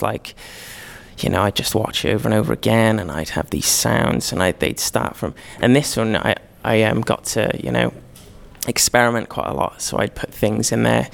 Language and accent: English; Cardiff, Wales, United Kingdom; I'm from Cardiff